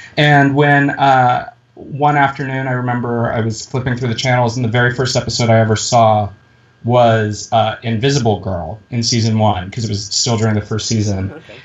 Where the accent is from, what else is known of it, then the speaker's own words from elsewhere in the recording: Midwest, United States; I went to high school in the Midwest